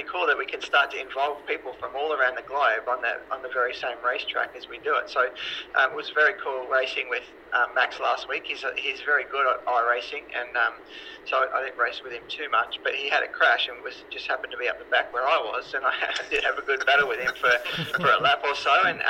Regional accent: Mildura, Victoria, Australia; now in Melbourne, Australia; The only time I ever played that was in the early 2000s when I moved to Melbourne from Mildura.

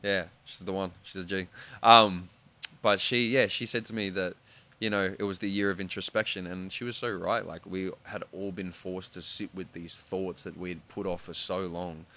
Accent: Australia; being Australian

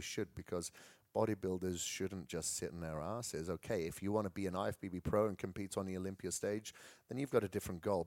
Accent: Wales, United Kingdom; moved away; I come from Wales

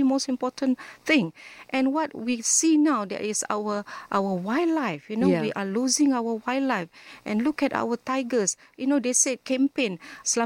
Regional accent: Penang, Malaysia; I was born in Penang, and you know, Penang is surrounded with beaches, and the Penang Hill was my weekend trekking

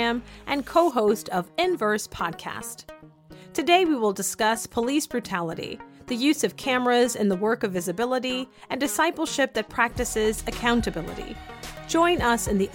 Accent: the South, United States; When I was growing up in the South in the early 1990s

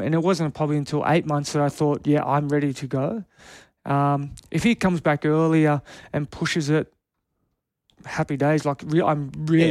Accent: Canberra, Australian Capital Territory, Australia; moved away; I'm born and bred in Canberra. I lived there my whole life.

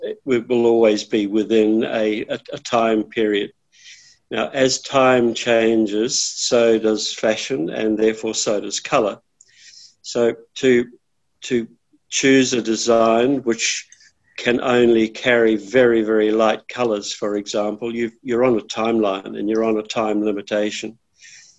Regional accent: New Zealand; moved away as an adult; now in Australia; I'm from New Zealand, and I became involved in Australia in the late 80s.

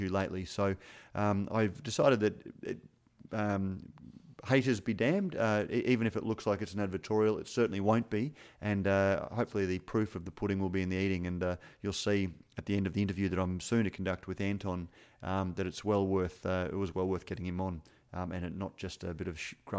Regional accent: Queensland, Australia; As a Queenslander

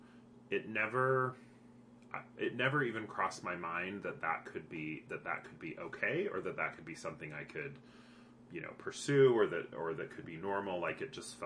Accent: Provo, Utah, United States; I grew up in Provo

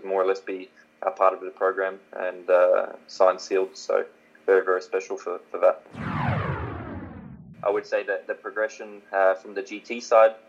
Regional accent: Warwick, Queensland, Australia; moved away; I'd probably still be a builder in my hometown of Warwick.

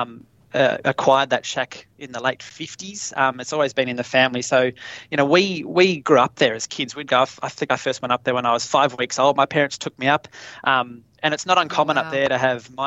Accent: Tasmania, Australia; growing up in Tassie

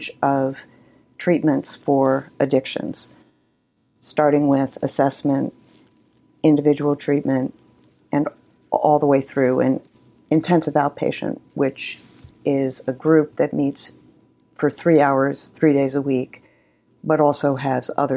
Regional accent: New York, United States; also born or lived in Spain; I grew up in New York

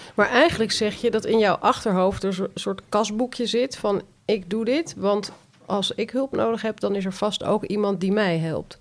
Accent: Netherlands; wij Nederlanders

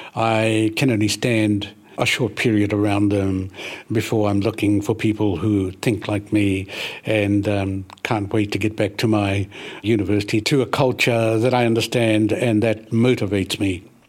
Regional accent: Ruatahuna, Bay of Plenty, New Zealand; that's where I spent the first years of my life, coming out to Atahuna, nineteen fifty-four

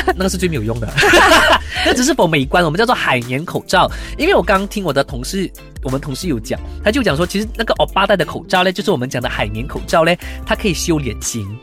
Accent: Malaysia; 其实我马来西亚人

